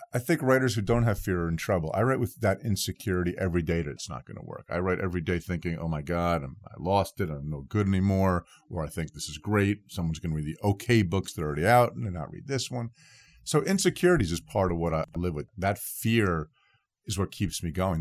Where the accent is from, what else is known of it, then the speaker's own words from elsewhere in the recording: New Jersey, United States; my home state of New Jersey